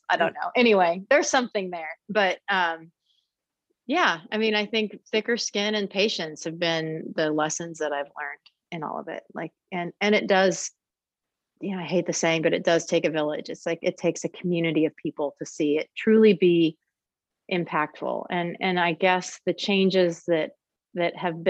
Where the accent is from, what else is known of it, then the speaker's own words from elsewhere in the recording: Emporia, Kansas, United States; my hometown of Emporia, Kansas